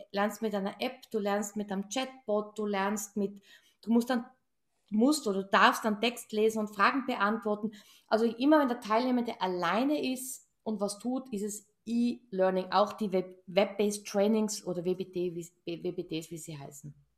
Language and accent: German; Tyrol, Austria; ich bin gebürtige Tirolerin. Also ich, wir sagen ja ich, gell? I, und das I ist dann I, I wie ich